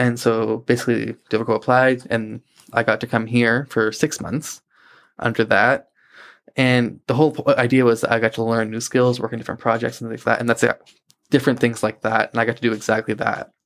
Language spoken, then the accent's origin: English; Hampton, New Brunswick, Canada; moved away as an adult; now in Moncton, Canada; I grew up in a town called Hampton. It's about twenty minutes outside Saint John